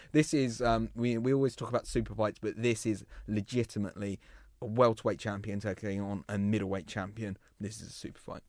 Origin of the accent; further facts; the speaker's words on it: England, United Kingdom; we're English